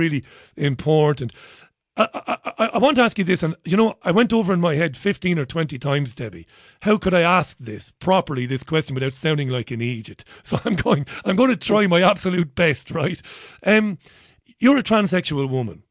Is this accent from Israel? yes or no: no; Ireland; also born or lived in Manchester; now in United Kingdom; I'm a 47-year-old Irish guy, and where I grew up in Ireland